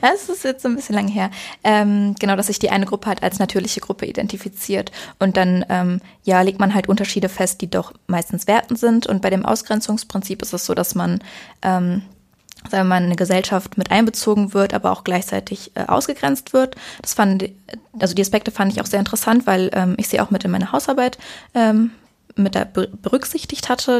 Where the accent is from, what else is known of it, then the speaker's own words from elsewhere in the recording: near Cologne, North Rhine-Westphalia, Germany; ich komme jetzt nicht direkt aus Köln, aber aus der Nähe von Köln und pendel dann hin und her